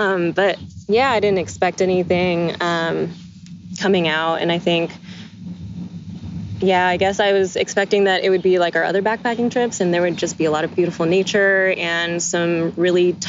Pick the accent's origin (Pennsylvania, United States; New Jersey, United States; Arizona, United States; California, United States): California, United States; Mountain View; I'm from Mountain View, California